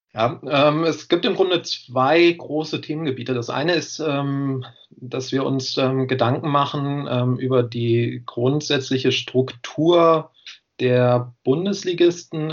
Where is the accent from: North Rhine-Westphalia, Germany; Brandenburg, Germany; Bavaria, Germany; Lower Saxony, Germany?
Lower Saxony, Germany; Göttingen; moved away as an adult; now in Jena, Germany; ich komme ursprünglich aus Göttingen, aber bin dann im, im Rahmen des Studiums nach Jena gekommen